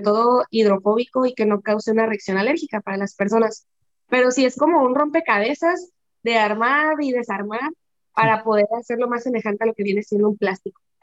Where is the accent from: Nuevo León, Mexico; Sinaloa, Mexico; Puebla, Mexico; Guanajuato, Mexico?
Sinaloa, Mexico; Mazatlán; somos de Mazatlán